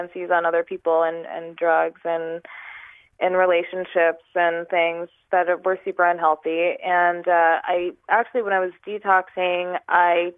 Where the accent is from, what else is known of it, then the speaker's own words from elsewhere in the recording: New York, United States; moved away as an adult; also born or lived in California; So I'm originally from New York. I moved from New York to California.